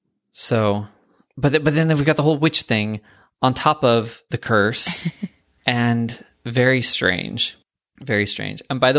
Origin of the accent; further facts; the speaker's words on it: Pacific Northwest, United States; yes, I'm from the Pacific Northwest.